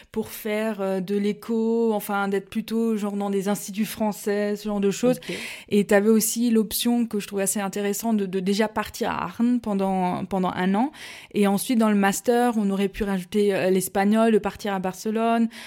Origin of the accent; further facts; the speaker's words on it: Mulhouse, Grand Est, France; je suis à pure souche. je viens de, de Mulhouse donc dans le Haut-Rhin et j'ai passé toute mon enfance là-bas.